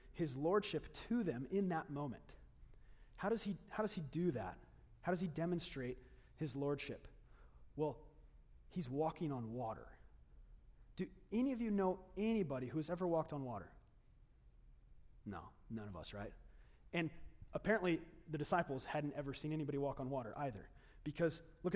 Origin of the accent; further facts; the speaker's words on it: Lake Havasu City, Arizona, United States; moved away; I grew up in Lake Havasu City